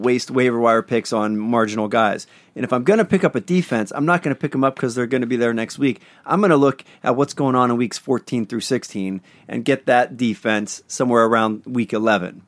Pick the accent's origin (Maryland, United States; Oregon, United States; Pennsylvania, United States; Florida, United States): Pennsylvania, United States; Northeast; accent: Northeast Pennsylvania; my Northeast Pennsylvania accent